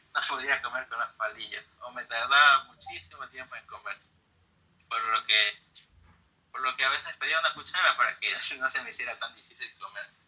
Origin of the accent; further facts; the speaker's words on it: Guayaquil, Guayas, Ecuador; soy de Ecuador, de una ciudad llamada Guayaquil